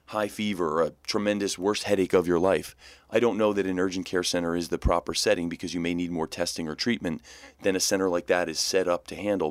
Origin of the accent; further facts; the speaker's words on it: New Jersey, United States; I'm born and raised in New Jersey